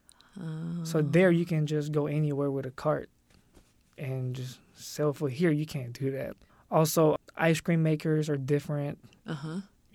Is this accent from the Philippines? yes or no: yes; Philippines; also born or lived in Louisville, Kentucky; now in Bloomington, Indiana, United States; we're originally from the Philippines. We came here in 2009, but not in Bloomington, in Louisville, Kentucky